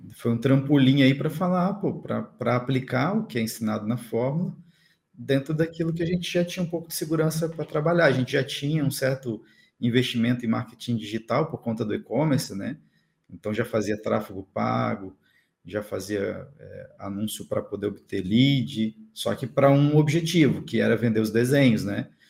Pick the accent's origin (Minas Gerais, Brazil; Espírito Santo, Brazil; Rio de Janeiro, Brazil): Espírito Santo, Brazil; Cachoeiro de Itapemirim; moved away as an adult; now in Florianópolis, Brazil; Sou natural de Cachoeira da Pimirim, Espírito Santo. Sou do Espírito Santo